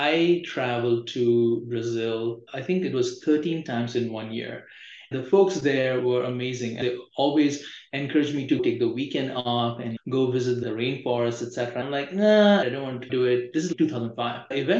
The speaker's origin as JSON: {"language": "English", "country": "India", "moved": "as an adult", "lives_now": "United States", "said": "I think I'm from India"}